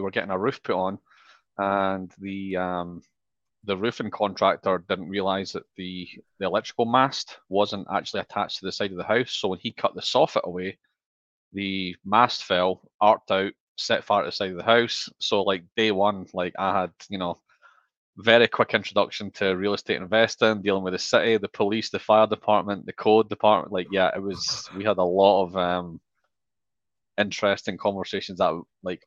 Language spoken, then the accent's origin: English; Scotland, United Kingdom; moved away as an adult; also born or lived in Australia; now in Austin, United States; I'm not from Central Texas. I'm actually originally from Scotland. Left Scotland in 2010, moved to Australia